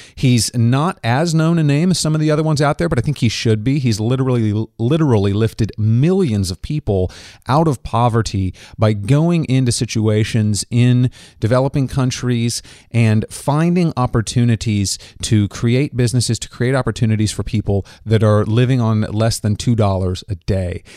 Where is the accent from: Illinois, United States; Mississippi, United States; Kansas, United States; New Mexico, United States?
Kansas, United States; my home state of Kansas